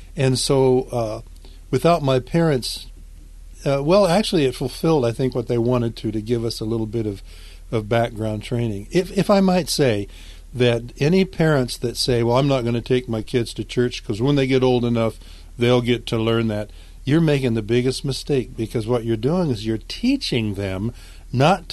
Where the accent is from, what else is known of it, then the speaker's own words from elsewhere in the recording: California, United States; I was raised in California and out in the desert in California. My family moved from Southern California out to the desert